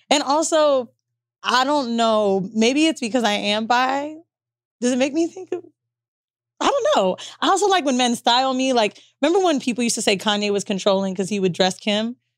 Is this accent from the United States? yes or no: yes; Florida, United States; moved away; also born or lived in New York / Los Angeles; We're both from Florida